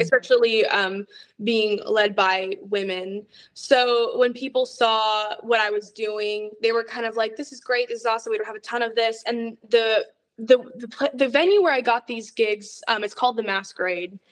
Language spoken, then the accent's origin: English; Atlanta, Georgia, United States; also born or lived in Florida; I've lived here in Atlanta since I was about like four years old